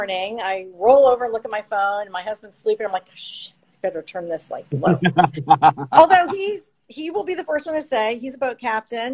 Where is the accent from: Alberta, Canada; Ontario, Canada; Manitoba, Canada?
Ontario, Canada; London; now in Florida, United States; I'm originally from Canada. I lived outside of Toronto in London